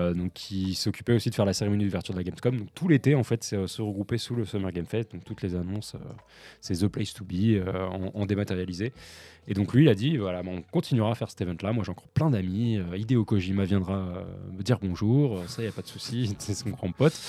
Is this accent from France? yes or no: yes; France; en tant que Français